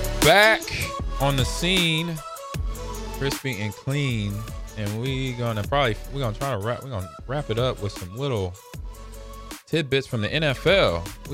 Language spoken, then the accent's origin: English; Los Angeles, California, United States; I grew up in Los Angeles